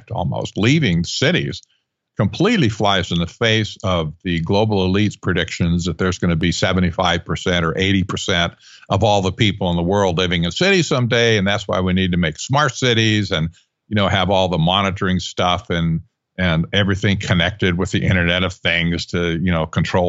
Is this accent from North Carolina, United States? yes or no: no; Northern California, United States; I grew up in Northern California